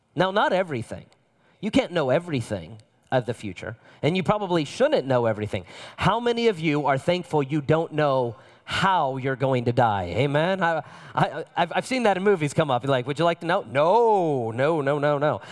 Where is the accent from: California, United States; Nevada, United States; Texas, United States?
Nevada, United States; Las Vegas; My father is from Las Vegas. I'm from Las Vegas.